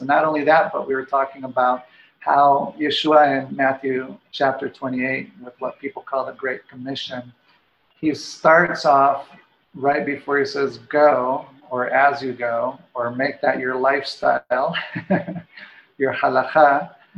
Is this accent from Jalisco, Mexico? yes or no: yes; Guadalajara, Jalisco, Mexico; moved away; also born or lived in Washington State; I was born and raised in Mexico, in Guadalajara